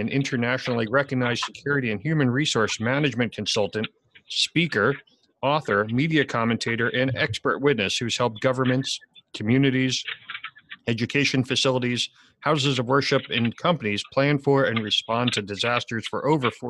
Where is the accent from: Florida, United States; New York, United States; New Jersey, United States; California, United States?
New Jersey, United States; Ramsey; I spent 30 years in the volunteer fire rescue service in my hometown of Ramsey